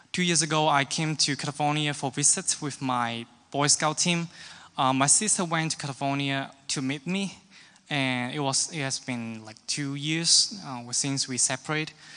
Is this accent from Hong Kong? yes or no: yes; Hong Kong; now in Kansas City, United States; I am from Hong Kong